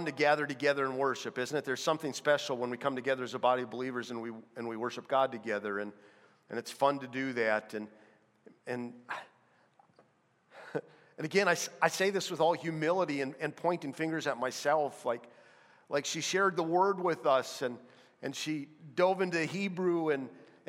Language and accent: English; North Dakota, United States; I'm from North Dakota